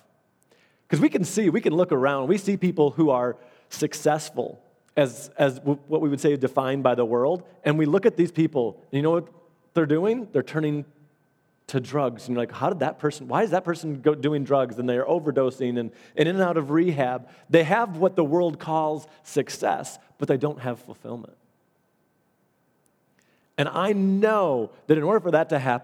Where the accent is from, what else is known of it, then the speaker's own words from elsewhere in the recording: Allendale / Byron Center, Michigan, United States; we moved from Allendale, we moved to Byron Center